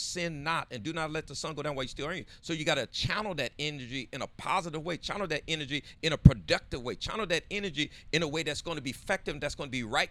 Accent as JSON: {"language": "English", "town": "San Diego", "region": "California", "country": "United States", "tie": "born or raised there", "said": "we all grew up on Southeast San Diego"}